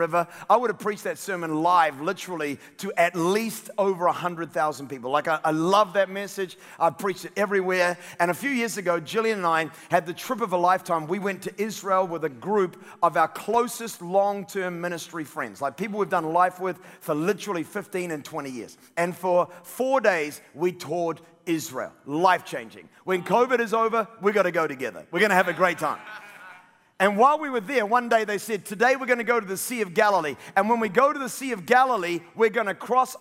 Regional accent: New Zealand; I'm a New Zealander

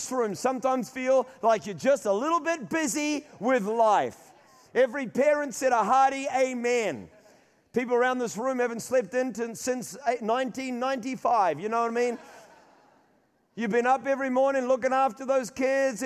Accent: Auckland, New Zealand; My mother is from Rotorua. We grew up in Auckland.

